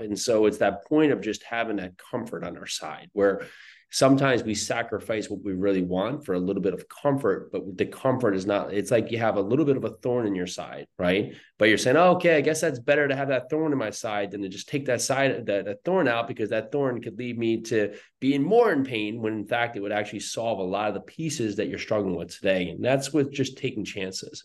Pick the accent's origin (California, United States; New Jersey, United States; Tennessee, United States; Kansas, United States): New Jersey, United States; moved away as an adult; also born or lived in New York City; I grew up in New Jersey